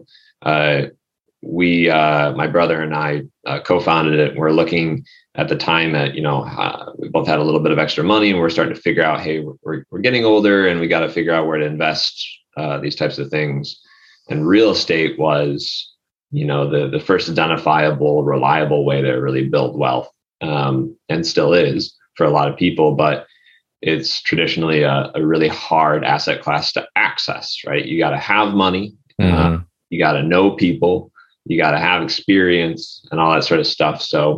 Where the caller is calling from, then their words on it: Chicago, Illinois, United States; also born or lived in Los Angeles; Warm and sunny Chicago. I used to be in Los Angeles